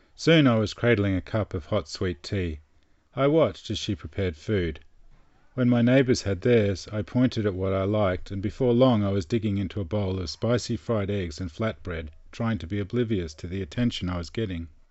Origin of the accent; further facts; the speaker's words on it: Australia; I'm from Australia